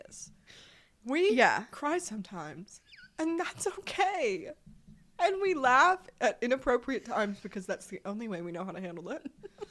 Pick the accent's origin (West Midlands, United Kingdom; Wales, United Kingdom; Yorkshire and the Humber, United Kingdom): West Midlands, United Kingdom; Shrewsbury; now in Chandler, United States; I'm from Shrewsbury, England